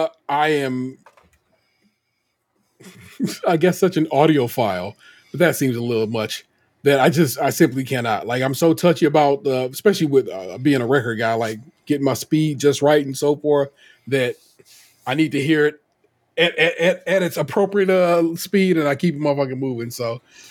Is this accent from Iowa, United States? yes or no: no; Cleveland, Ohio, United States; because this story has showed up on, I'm from Cleveland, and I was like, what the fuck?